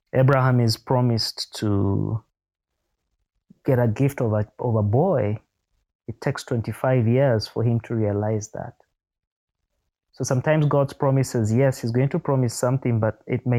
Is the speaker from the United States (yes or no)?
no; Uganda; I was born in Uganda, in my particular family